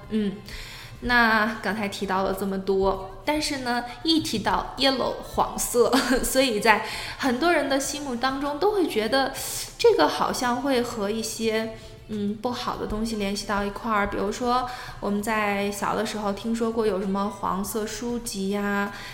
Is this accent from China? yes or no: yes; China; 我们作为中国人嘛，我们都属于黄种人